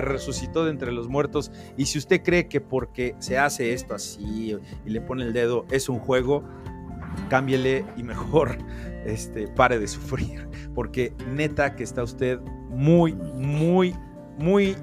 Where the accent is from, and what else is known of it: Mexico